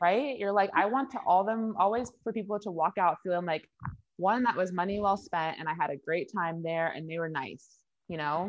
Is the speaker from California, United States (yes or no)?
yes; Orange County, California, United States; I'm from Orange County, California